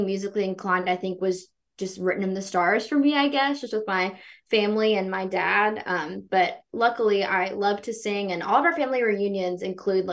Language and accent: English; Meridian, Mississippi, United States; growing up in Meridian, I think, was the perfect place for me to grow up